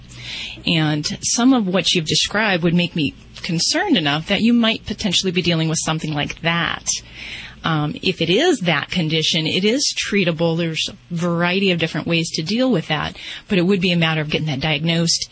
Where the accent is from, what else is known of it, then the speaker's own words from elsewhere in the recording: Las Vegas, Nevada, United States; I'm from Vegas